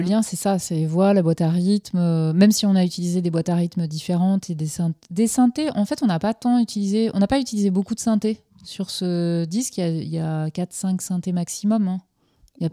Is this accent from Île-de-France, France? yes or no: no; Finistère, Brittany, France; je suis originaire du Finistère, donc proche de, de la mer